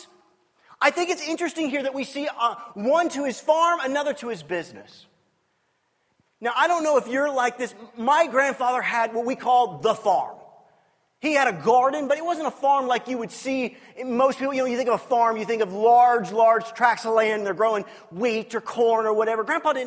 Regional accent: United States; I'm an American

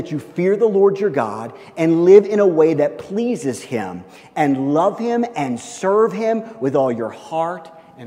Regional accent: Midwest, United States; I'm from the Midwest

